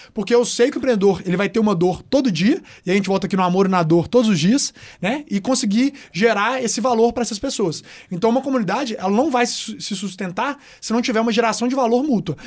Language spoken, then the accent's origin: Portuguese; Belo Horizonte, Minas Gerais, Brazil; accent: mineiro; Eu amo falar o jeito que eu falo, as pessoas também gostam de ouvir, pô, o sotaque mineiro é gostoso de ouvir